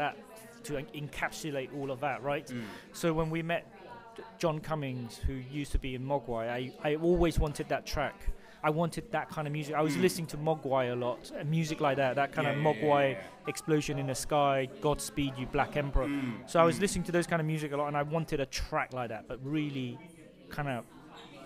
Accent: London, United Kingdom; also born or lived in Cambodia / Vietnam; I grew up in London, Britain. And I feel very British

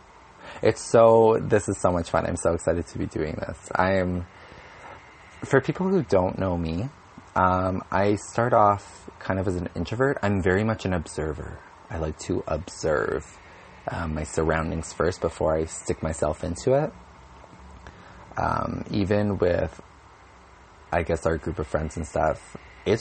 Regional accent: Winnipeg, Manitoba, Canada; also born or lived in Alberta; I'm from Winnipeg, Manitoba.

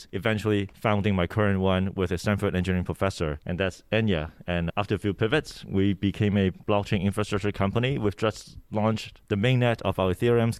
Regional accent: Hong Kong; English is a second language; moved away; also born or lived in Vancouver, Canada; I was born in Hong Kong and grew up partly there, partly in Vancouver, Canada

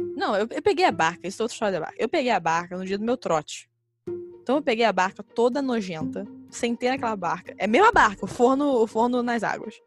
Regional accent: Niterói, Rio de Janeiro, Brazil; Nós, como falamos, somos de Niterói

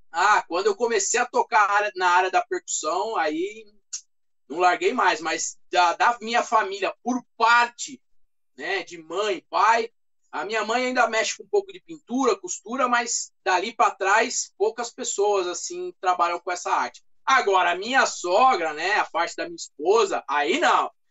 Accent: Brazil; tenho um pouquinho de alemão, é, sou brasileiro

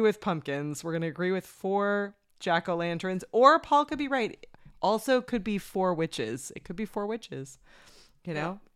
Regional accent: Canada; as a Canadian

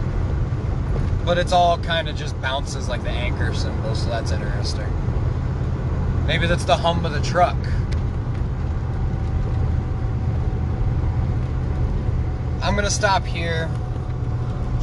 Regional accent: Nevada, United States; I'm from Nevada

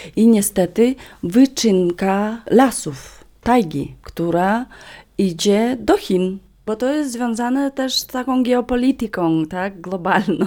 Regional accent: Vilyuy river, western Yakutia, Sakha Republic, Russia; Polish is a second language; moved away; Ja pochodzę z nad rzeki Wiluj, czyli to jest zachodnia Duży Jakucja.

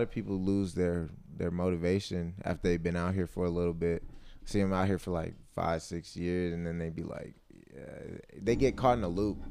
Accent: North Carolina, United States; now in Los Angeles, United States; I'm from North Carolina

